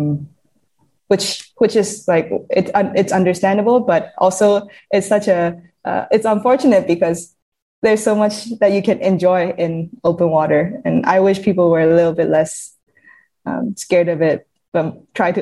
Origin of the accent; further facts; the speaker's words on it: Yangon, Yangon Region, Myanmar; I grew up in Yangon, so I had no ocean around me.